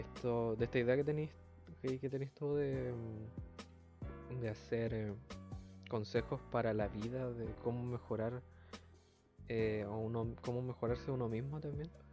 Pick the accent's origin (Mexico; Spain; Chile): Chile; nosotros los mm. chilenos tenemos muchas palabras que no son parte del lenguaje